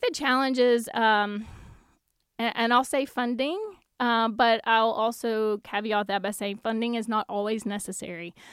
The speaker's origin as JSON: {"language": "English", "town": "Lake Village", "region": "Arkansas", "country": "United States", "tie": "born or raised there", "moved": "yes", "said": "I worked intensively, uh, with Lake Village, and yes, it happens to be my hometown"}